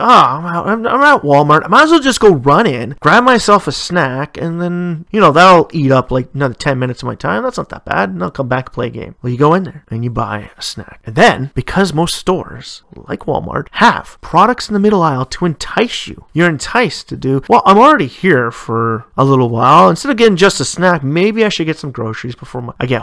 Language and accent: English; Ontario, Canada; in my home country of Canada